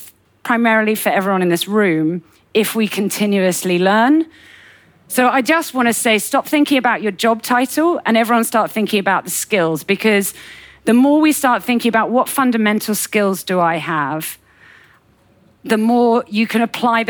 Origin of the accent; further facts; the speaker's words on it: United Kingdom; as a Brit